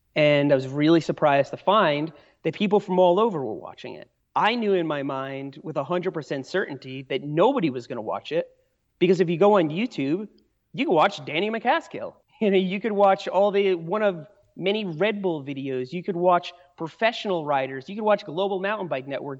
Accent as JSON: {"language": "English", "region": "New York", "country": "United States", "tie": "born or raised there", "also_born_or_lived": "Asheville, North Carolina", "moved": "as an adult", "lives_now": "Brevard, United States", "said": "I grew up in New York. That's where I spent most of my life till I was in my mid-twenties"}